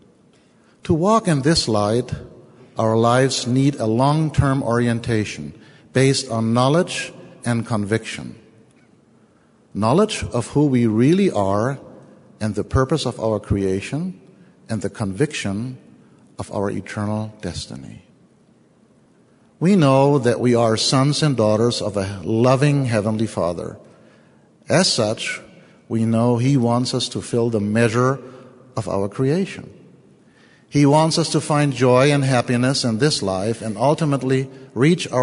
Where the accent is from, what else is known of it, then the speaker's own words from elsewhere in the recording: Germany; accent: German; English is a second language; moved away; I am German. Not only because of my funny accent